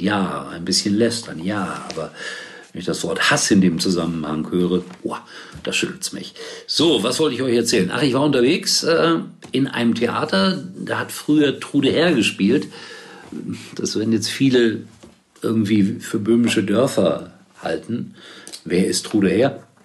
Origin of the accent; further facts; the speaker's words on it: Gelsenkirchen, North Rhine-Westphalia, Germany; Ich bin auf Schalke geboren, komme daher